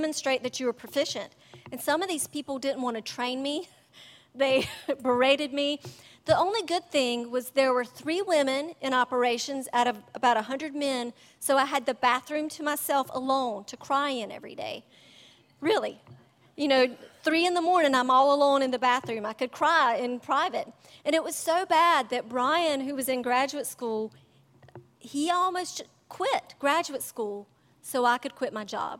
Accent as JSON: {"language": "English", "country": "United States", "said": "I couldn't think of a time when I've been persecuted for my faith, thank God, as an American"}